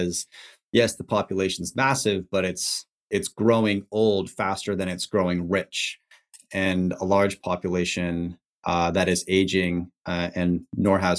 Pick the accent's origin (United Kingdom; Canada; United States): Canada; I'm Canadian, my wife's American